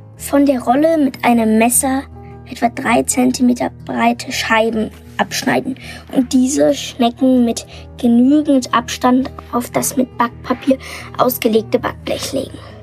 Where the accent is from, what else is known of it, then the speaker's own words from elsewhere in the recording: Munich, Bavaria, Germany; ich komme aus München und bin neun Jahre alt.